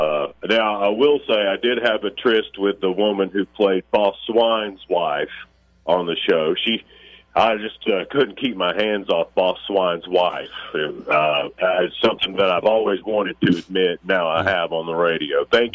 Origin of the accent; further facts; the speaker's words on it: Alabama, United States; We're both from Alabama, so it gets a little muddy.